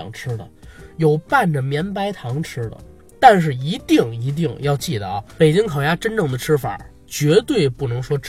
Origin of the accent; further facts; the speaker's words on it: Beijing, China; 我要聊的话啊，作为一个北京人，我肯定得聊地道的北京美食。